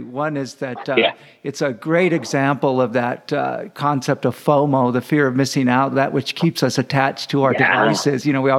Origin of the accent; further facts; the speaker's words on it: Fresno, California, United States; now in El Paso, United States; I live in El Paso, Texas, and have lived here for many, many years. But I am from Fresno. Fresno is my home